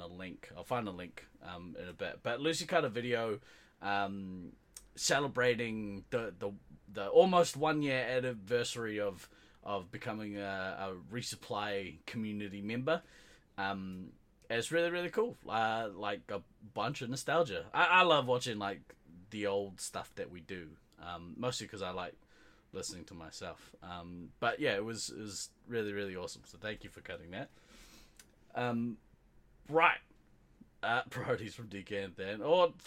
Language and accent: English; New Zealand; Being Kiwi, we are on an island in the South Pacific